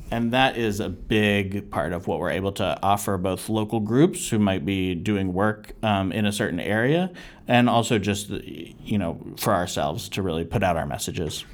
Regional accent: United States; being an American

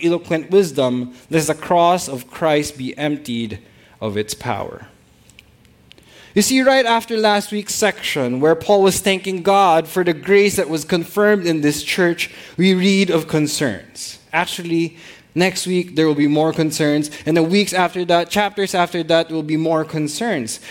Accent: Philippines; all of us being even being Filipino pastors

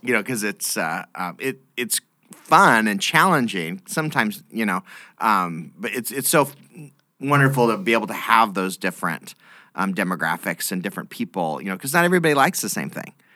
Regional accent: Boise, Idaho, United States; moved away as an adult; now in Lincoln, United States; I grew up in in Idaho, in the, the Boise area

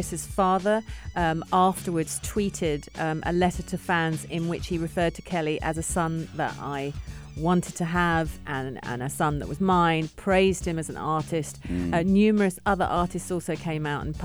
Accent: England, United Kingdom; I'm English

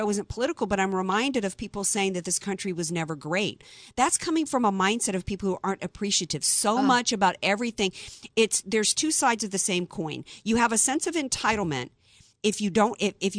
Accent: Deep South, United States; I grew up in the Deep South

